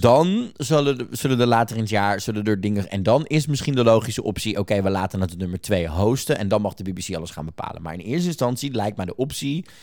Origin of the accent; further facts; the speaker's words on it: Netherlands; wij als Nederlanders